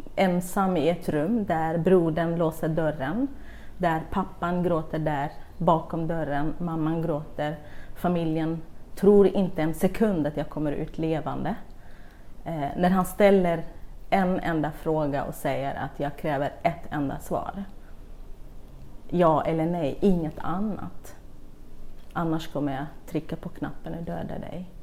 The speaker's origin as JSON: {"language": "Swedish", "region": "Kurdistan Region", "country": "Iraq", "tie": "born or raised there", "second_language": "Swedish", "moved": "yes", "lives_now": "Sweden", "said": "jag växte upp i södra Kurdistan, eller Irak"}